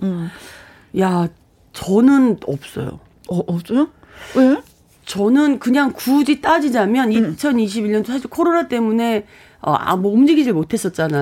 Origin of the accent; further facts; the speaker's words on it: Gangwon, South Korea; accent: mix of Gangwon and Gyeongsang; 나름 강원도가 고향이거든요. 그래서 강원도하고 막 뭐 섞여 나와요